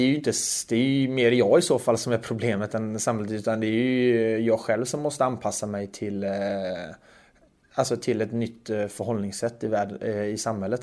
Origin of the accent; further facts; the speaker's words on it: Sweden; moved away as an adult; now in Zug, Switzerland; jag är ju uppvuxen i Sverige